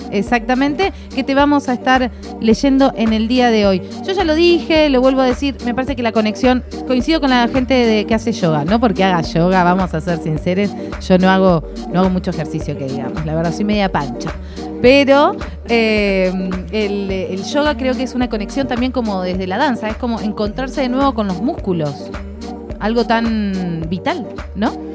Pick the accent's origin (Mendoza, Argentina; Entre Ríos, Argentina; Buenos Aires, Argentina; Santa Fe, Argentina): Santa Fe, Argentina; yo soy santafesina